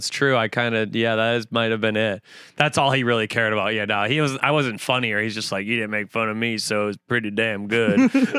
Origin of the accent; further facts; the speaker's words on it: Woodbury, Minnesota, United States; moved away as an adult; now in New York, United States; I am from Woodbury, Minnesota.